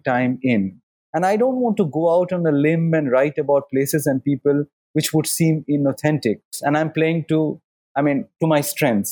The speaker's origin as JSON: {"language": "English", "town": "Kolkata", "region": "West Bengal", "country": "India", "said": "we come from Calcutta, where people read a lot"}